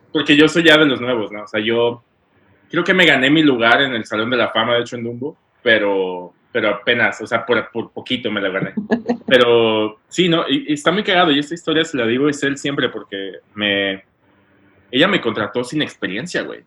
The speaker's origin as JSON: {"language": "Spanish", "town": "León", "region": "Guanajuato", "country": "Mexico", "moved": "as an adult", "lives_now": "New York, United States", "said": "yo soy de, León, Guanajuato"}